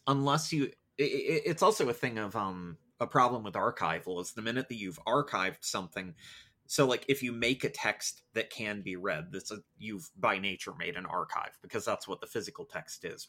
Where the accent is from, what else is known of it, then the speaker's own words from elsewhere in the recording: United States; because I'm American